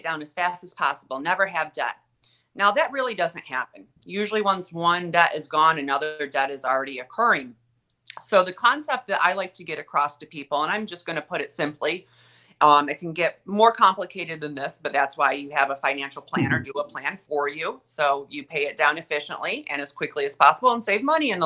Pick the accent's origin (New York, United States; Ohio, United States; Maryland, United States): New York, United States; Olean; moved away as an adult; now in Rochester, United States; I'm originally 2 hours south of Rochester in a tiny town. I think it's technically a city, Olean